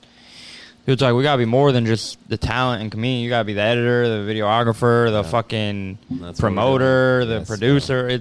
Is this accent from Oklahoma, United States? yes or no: no; New York City, New York, United States; I'm from Staten Island